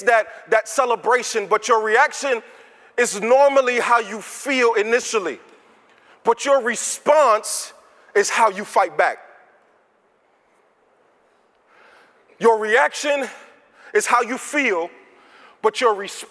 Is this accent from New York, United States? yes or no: yes; New York, United States; now in Virginia, United States; I'm from New York